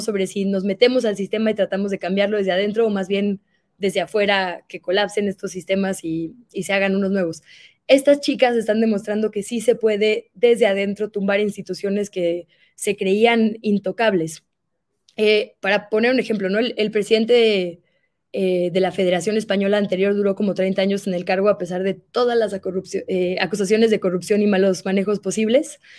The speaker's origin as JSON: {"language": "Spanish", "town": "Monterrey", "region": "Nuevo León", "country": "Mexico", "said": "yo soy de Monterrey"}